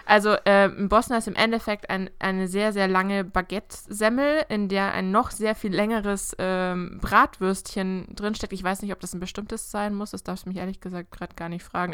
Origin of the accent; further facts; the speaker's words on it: Augsburg, Bavaria, Germany; ich komme ja aus Augsburg